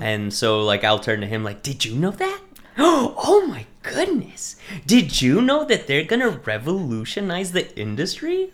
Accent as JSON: {"language": "English", "town": "Lubbock", "region": "Texas", "country": "United States", "tie": "born or raised there", "also_born_or_lived": "California", "moved": "as an adult", "lives_now": "Conshohocken, United States", "said": "I was actually born and raised in Texas, um, in a, like, farming area"}